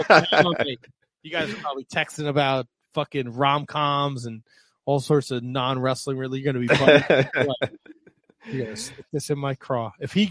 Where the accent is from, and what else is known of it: United States